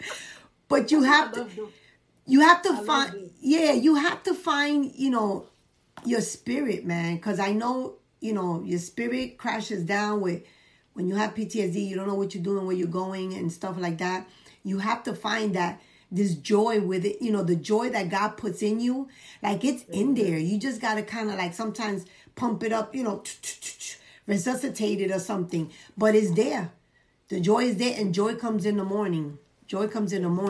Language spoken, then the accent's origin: English; New York City, New York, United States; I come from the Bronx